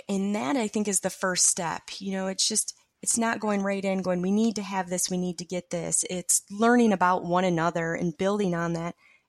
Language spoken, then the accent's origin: English; North Carolina, United States; I'm from North Carolina.